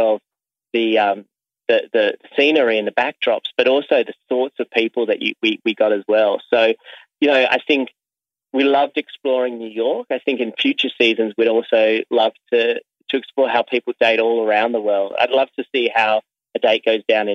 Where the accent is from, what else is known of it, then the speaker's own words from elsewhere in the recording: Sydney, New South Wales, Australia; as a kid growing up in Sydney, Australia